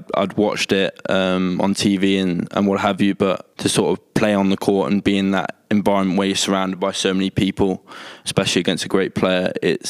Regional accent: United Kingdom; especially being British

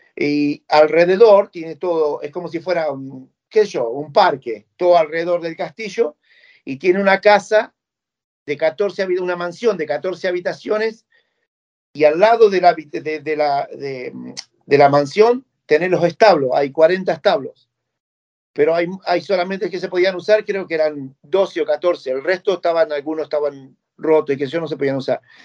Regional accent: San Mayol, Buenos Aires Province, Argentina; also born or lived in Bahía Blanca; now in United Kingdom; me llevaron a Mayol con mi, abuela Polola y la, abuela Tata. Y entre ellos me empezaron a criar eh, a mí, me criaban ahí.

